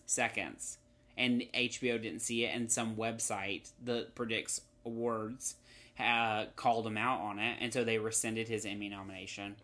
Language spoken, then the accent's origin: English; North Carolina, United States; now in Los Angeles, United States; I grew up in North Carolina where the humidity is on another level